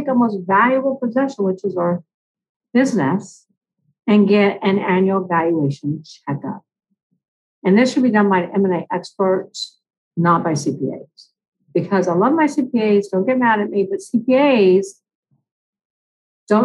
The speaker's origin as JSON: {"language": "English", "town": "Long Beach", "region": "California", "country": "United States", "said": "I'm actually from Long Beach, California"}